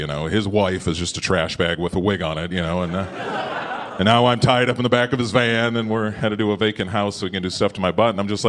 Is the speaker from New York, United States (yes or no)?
no; Minnesota, United States; moved away; I'm from Minnesota